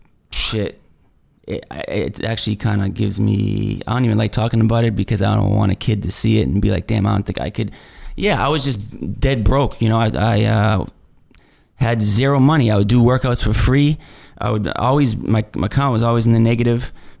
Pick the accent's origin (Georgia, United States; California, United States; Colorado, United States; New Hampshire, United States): New Hampshire, United States; moved away as an adult; also born or lived in New York / Mississippi; I grew up in New Hampshire.